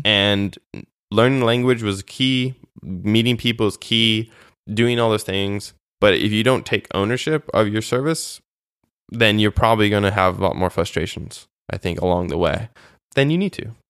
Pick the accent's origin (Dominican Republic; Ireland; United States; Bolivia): United States; moved away as an adult; also born or lived in Moldova; as an American, for me, specifically my service